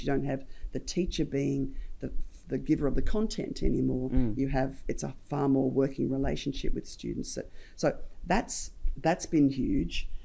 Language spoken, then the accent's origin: English; Geelong, Victoria, Australia; I was a kid from Geelong at the time